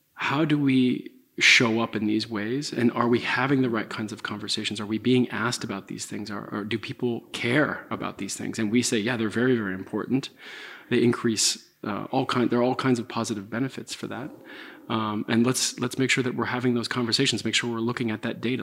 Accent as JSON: {"language": "English", "town": "Santa Clara", "region": "California", "country": "United States", "tie": "born or raised there", "also_born_or_lived": "San Francisco", "moved": "as an adult", "said": "I was born and raised in Santa Clara"}